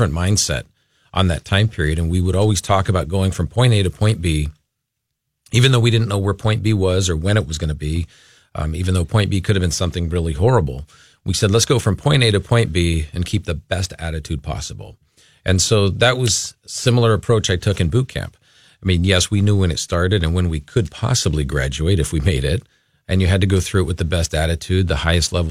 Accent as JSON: {"language": "English", "town": "Los Angeles", "region": "California", "country": "United States", "also_born_or_lived": "Agoura Hills, California", "moved": "as an adult", "lives_now": "Minnesota, United States", "said": "we're originally from the Los Angeles area. So we lived in Agoura"}